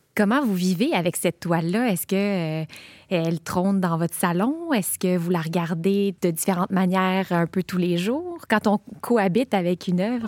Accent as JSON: {"language": "French", "town": "Montreal", "region": "Quebec", "country": "Canada", "tie": "born or raised there", "said": "j'ai grandi à Montréal"}